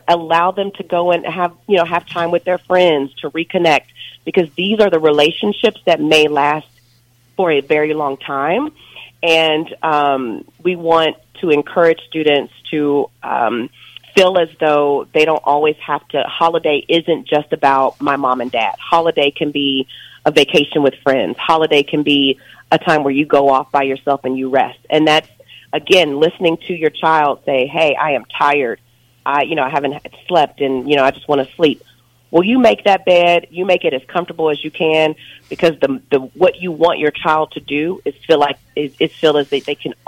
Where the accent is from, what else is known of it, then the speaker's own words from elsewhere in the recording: Kentucky, United States; now in Texas, United States; I grew up in Kentucky